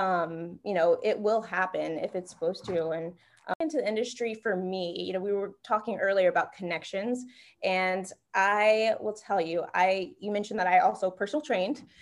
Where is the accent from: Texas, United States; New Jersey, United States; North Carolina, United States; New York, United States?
North Carolina, United States; moved away as an adult; also born or lived in Ohio; now in Miami, United States; back at home, I'm from North Carolina